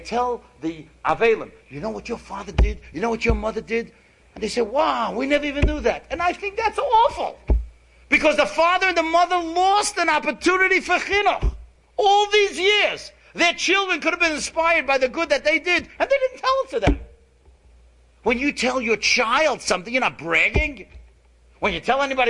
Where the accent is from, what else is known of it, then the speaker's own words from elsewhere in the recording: New York City, New York, United States; we grew up together in Kew Gardens